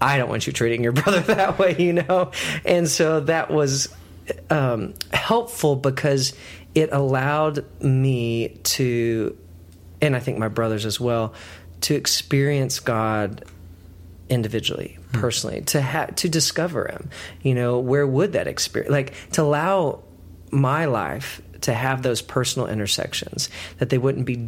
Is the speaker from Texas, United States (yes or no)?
yes; Texas, United States; I grew up in Texas